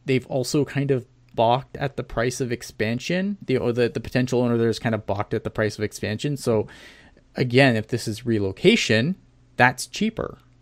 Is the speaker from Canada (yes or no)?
yes; Canada; also born or lived in Ontario; I'm Canadian